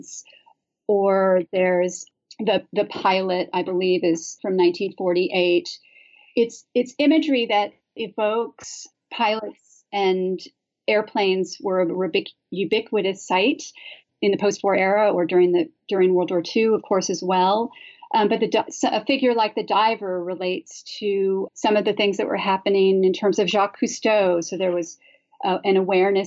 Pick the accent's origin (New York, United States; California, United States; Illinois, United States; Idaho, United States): California, United States; Santa Barbara; I'm originally from the West Coast, and I grew up in a place called Santa Barbara